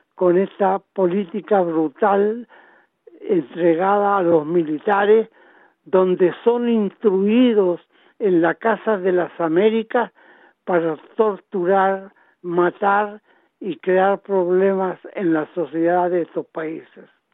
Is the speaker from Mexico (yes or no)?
no; Chile; now in Australia; nosotros como chilenos